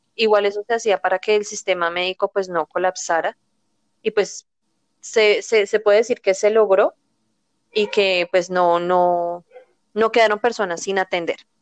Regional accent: Colombia; también soy colombiana

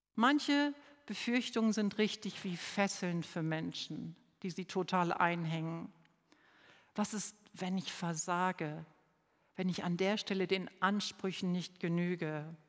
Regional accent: Lower Saxony, Germany; also born or lived in Southern Germany; now in Neu-Ulm, Germany; Ich komme ja bekanntlich aus Niedersachsen. Bei uns gab es Pfingstmontag frei und als Schülerin hatte ich auch noch Pfingstdienstag frei

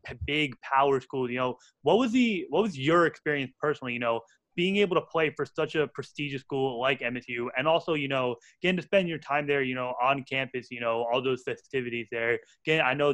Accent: New Jersey, United States; we're from Central Jersey, so Rutgers about like 40 minutes from here

